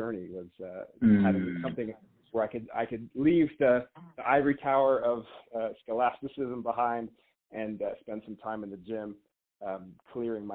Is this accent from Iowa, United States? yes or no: no; Tulsa, Oklahoma, United States; now in Denver, United States; I'm originally from Tulsa, Oklahoma